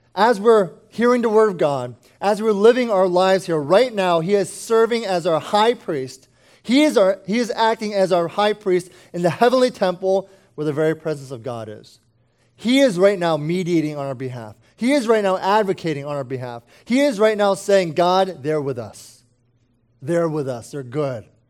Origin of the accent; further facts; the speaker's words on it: United States; speaking as an American